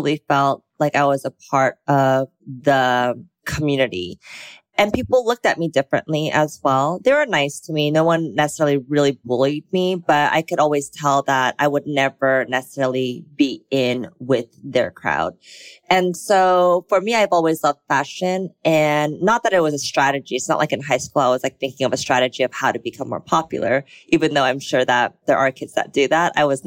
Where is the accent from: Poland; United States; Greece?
United States; Bay Area, California; moved away as an adult; also born or lived in Texas / South Korea / Los Angeles; now in Los Angeles area, United States; I was born in Texas, but grew up in the Bay Area. So I lived in the Bay Area most of my life